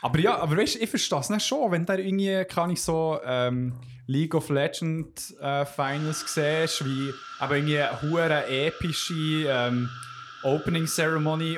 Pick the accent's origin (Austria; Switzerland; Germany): Switzerland; bei uns in der Schweiz